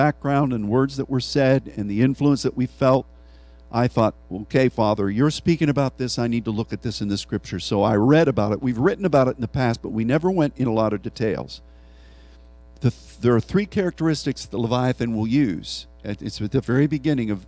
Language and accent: English; Pennsylvania, United States; Philadelphia, one of the cities in my home state